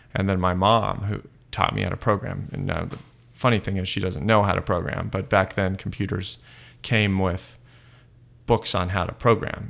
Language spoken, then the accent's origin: English; Los Angeles, California, United States; also born or lived in South Pasadena / Berkeley; now in San Francisco, United States; I grew up in Los Angeles proper, so sort of by Eagle Rock up in the hills there, and then we moved to South Pasadena